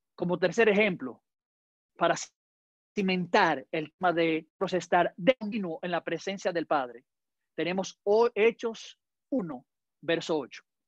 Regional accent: Dominican Republic; yo como dominicano hablo muy rápido

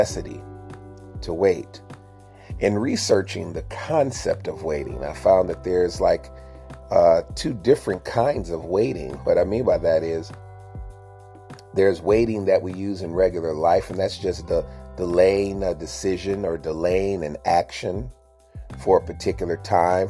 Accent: United States; growing up in America as a kid

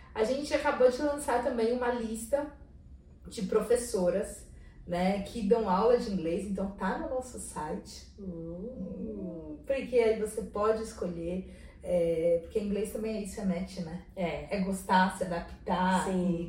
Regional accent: Brazil; de onde vocês são? A gente falava Brasil

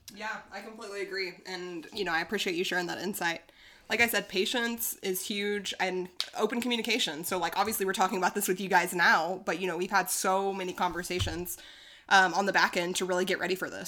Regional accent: Arkansas, United States; moved away; also born or lived in Dallas, Texas; I'm also from Arkansas

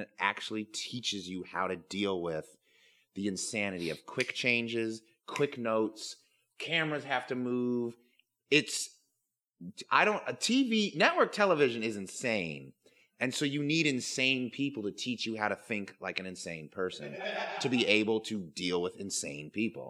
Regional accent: New York City, New York, United States; born there; Without which I would still be the crackhead that I was born to be in New York City.

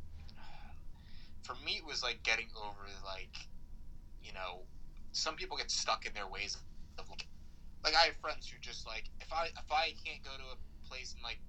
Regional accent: Colorado, United States; moved away as an adult; now in Austin, United States; I'm from Colorado

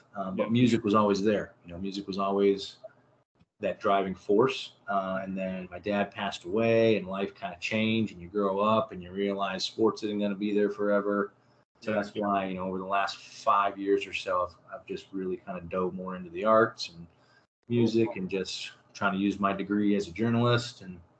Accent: Northeast Ohio, United States; growing up in Northeast Ohio

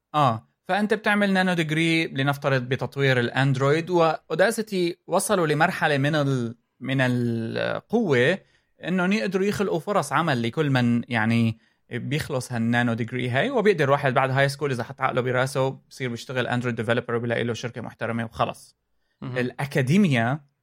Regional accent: Syria; moved away; لما كنت انا ب عندنا بسوريا

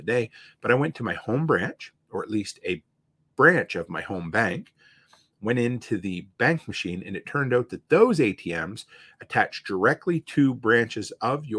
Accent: Provost, Alberta, Canada; moved away; my hometown, to Provost

